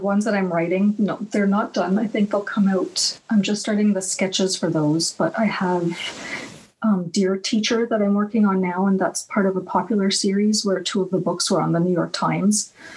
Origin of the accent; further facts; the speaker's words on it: Canada; also born or lived in United States / Iran (ancestry); my background is Iranian, but I and I was born in America, but I've spent the majority of my life in Canada